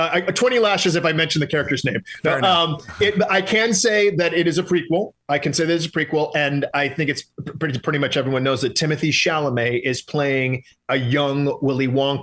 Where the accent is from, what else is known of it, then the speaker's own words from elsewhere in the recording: Detroit, Michigan, United States; I am from Detroit